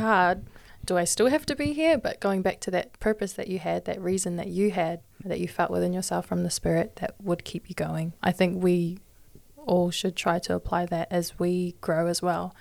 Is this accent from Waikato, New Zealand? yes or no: yes; Hamilton, Waikato, New Zealand; I'm twenty-one, born and raised in Hamilton